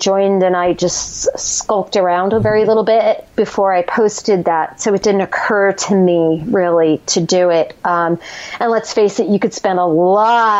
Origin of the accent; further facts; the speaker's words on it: New Jersey, United States; we're both from Jersey